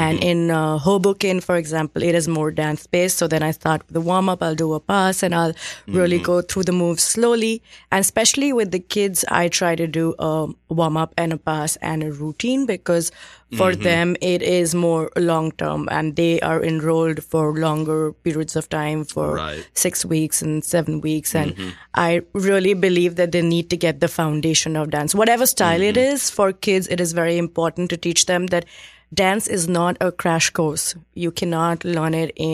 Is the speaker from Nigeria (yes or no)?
no; Delhi, India; moved away as an adult; also born or lived in Mumbai / Bangalore; now in New York, United States; I grew up in Delhi and then I moved to Mumbai for work.